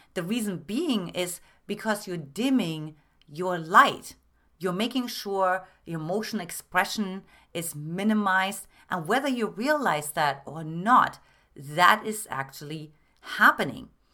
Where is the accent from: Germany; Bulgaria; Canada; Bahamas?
Germany; moved away; I'm originally from Germany